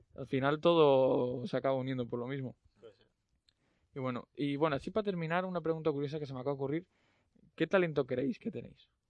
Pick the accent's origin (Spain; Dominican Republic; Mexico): Spain; León, Castile and León; los que somos de León